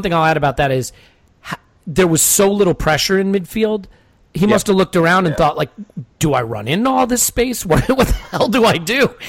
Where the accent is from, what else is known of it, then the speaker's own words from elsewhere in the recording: United States; I'm not just saying this as an American